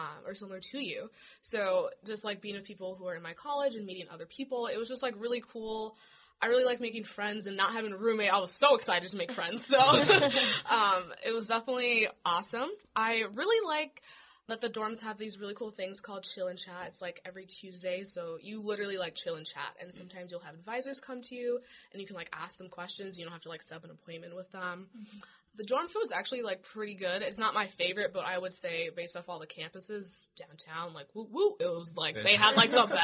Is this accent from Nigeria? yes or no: no; Minnesota, United States; moved away as an adult; now in Phoenix, United States; because I am out of state, I'm from Minnesota